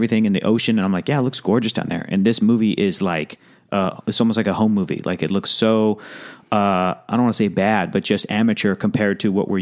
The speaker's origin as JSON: {"language": "English", "country": "United States", "tie": "born or raised there", "said": "born and raised in the United States"}